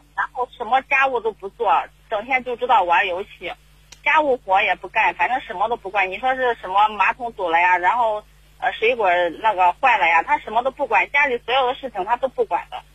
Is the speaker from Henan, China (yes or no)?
yes; Henan, China; 我们是河南的